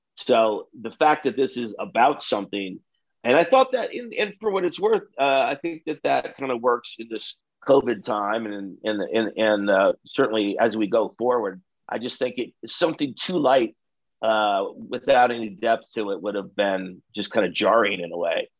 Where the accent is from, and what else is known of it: South Bend, Indiana, United States; born or raised there; moved away